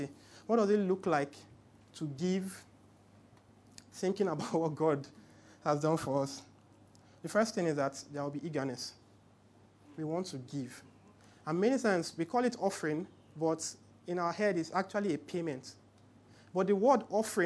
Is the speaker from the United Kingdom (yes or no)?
no; Port Harcourt, Rivers State, Nigeria; now in Lagos, Nigeria; I grew up in Port Harcourt, so it was very weird when I came to Lagos.